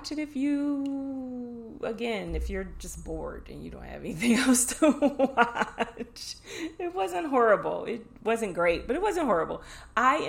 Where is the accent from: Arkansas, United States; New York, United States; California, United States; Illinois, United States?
Illinois, United States; Chicago; The Chi. It's my hometown